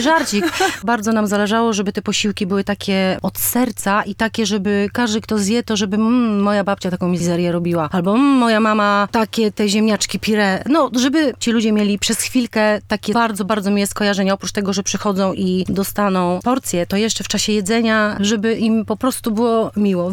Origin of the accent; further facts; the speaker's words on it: Warsaw, Masovian Voivodeship, Poland; jesteśmy z Pragi